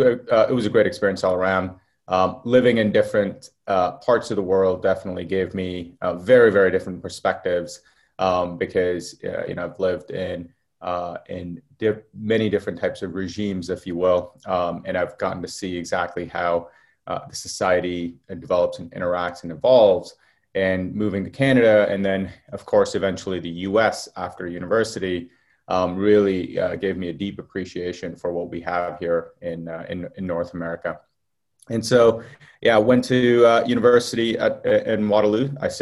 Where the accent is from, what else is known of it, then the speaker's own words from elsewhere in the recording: Qatar; moved away; So I was born in the Middle East in a place called Qatar. It was actually the military base for the US. So I actually grew up around a lot of US military planes. Lived there for quite a while. We actually moved out because of the Gulf War.